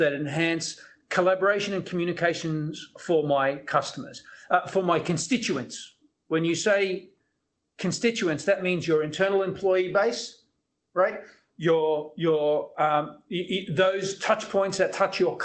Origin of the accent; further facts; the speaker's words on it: Australia; moved away as an adult; also born or lived in Silicon Valley, United States / Singapore; I'm Australian, so I moved from Australia to many parts of the world, to Silicon Valley